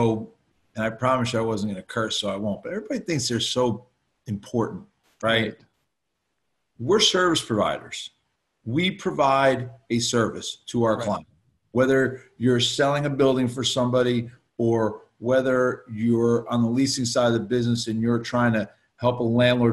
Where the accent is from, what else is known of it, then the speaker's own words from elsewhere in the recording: West Orange, New Jersey, United States; the town I grew up in West Orange